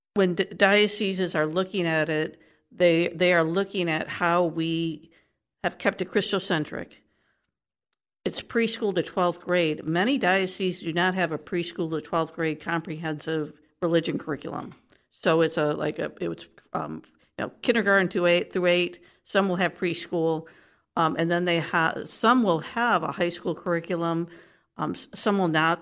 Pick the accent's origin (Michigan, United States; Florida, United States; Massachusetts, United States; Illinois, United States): Michigan, United States; Detroit; moved away as an adult; also born or lived in Texas; now in Columbus, United States; I'm originally from the Midwest, so, you know, I'm a native Detroiter